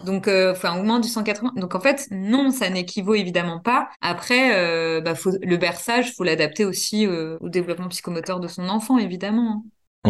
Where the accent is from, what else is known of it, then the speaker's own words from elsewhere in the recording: Normandy, France; moved away as an adult; also born or lived in Burgundy; now in Dijon, France; Je suis Normandie, moi, là. Je suis Normande